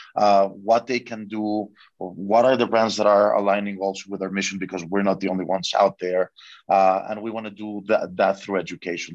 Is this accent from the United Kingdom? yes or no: no; Mexico; I'm from Mexico